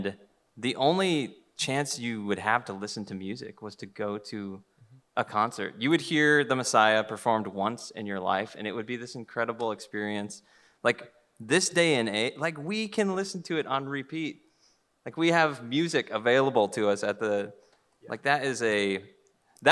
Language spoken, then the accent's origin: English; United States; I'm an American